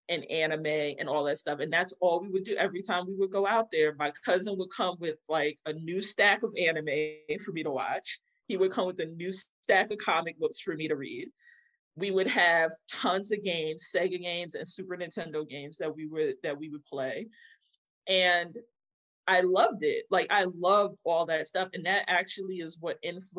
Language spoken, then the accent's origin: English; New York City, New York, United States; also born or lived in Bronx / Long Island; I was born in Queens.